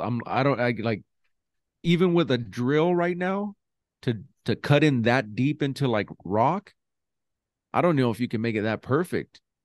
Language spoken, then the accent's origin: English; New Mexico, United States; I'm from New Mexico